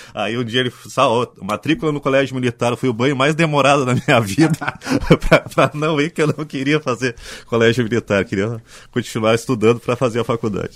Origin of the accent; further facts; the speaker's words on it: Ijuí, Rio Grande do Sul, Brazil; also born or lived in Canoas; now in Porto Alegre, Brazil; meu pai foi transferido para Ijuí, né? foi fazer uma representação comercial em Ijuí, a gente morou lá uh, sete anos, né? na década de 70.